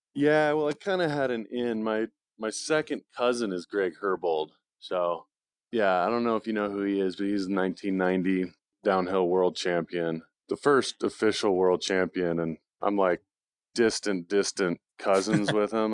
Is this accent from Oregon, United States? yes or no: yes; Bend, Oregon, United States; moved away as an adult; now in Durango, United States; I was born and raised in Bend, Oregon